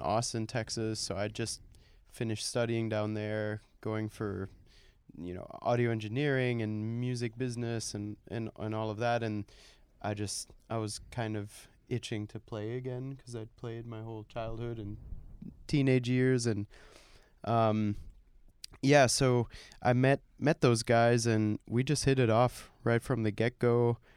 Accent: Germany; now in United States; growing up in Germany, i, in, in a not buzzy city, I wasn't in Berlin, I wasn't even close

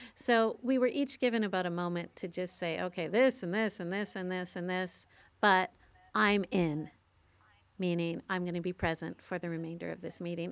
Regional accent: Canada; I'm a Canadian

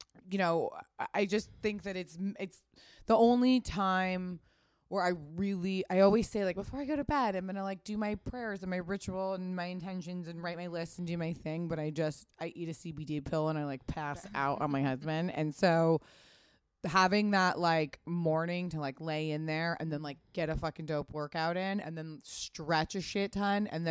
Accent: Pasadena, California, United States; I grew up in Pasadena

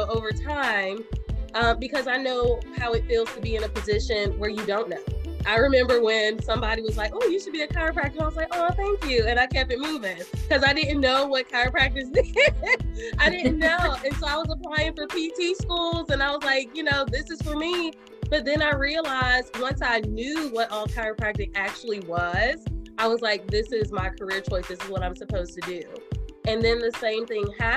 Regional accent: Winston-Salem, North Carolina, United States; also born or lived in Virginia; now in Marietta, United States; North Carolina, preferably Winston-Salem, my hometown

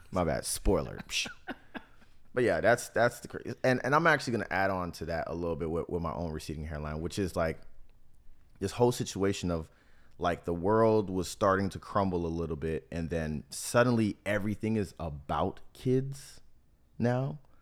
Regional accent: South Florida, United States; also born or lived in Miami / Tampa; growing up in South Florida

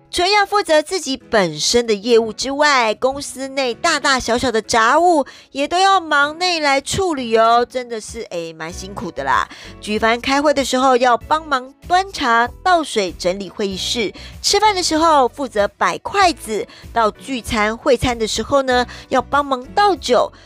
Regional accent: Taiwan; 我们台人

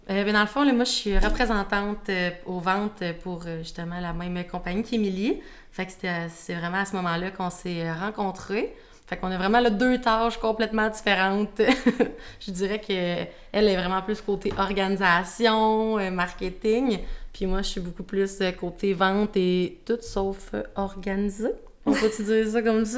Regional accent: Shawinigan, Quebec, Canada; j'ai 23 ans, je viens de Shawinigan.

